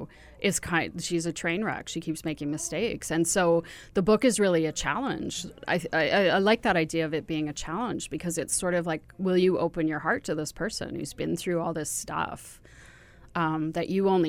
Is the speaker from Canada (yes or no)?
yes; Ontario, Canada; moved away; I'm from Ontario originally